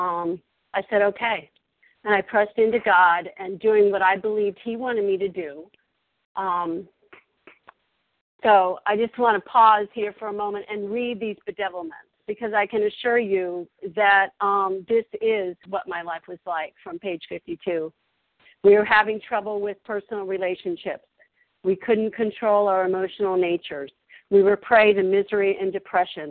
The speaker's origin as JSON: {"language": "English", "region": "Virginia", "country": "United States", "also_born_or_lived": "Colorado", "moved": "as an adult", "said": "I'm originally from Virginia, where I am now"}